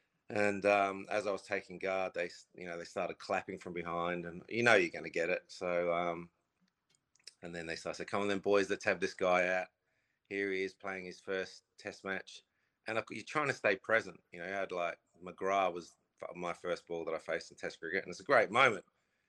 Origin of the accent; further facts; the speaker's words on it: England, United Kingdom; As an Englishman, you don't like seeing him